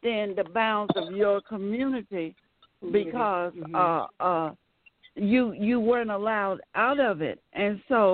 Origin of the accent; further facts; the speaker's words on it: Birmingham, Alabama, United States; also born or lived in Chicago, Illinois; I grew up in Chicago, and then we moved to Birmingham. Right, in the early 60s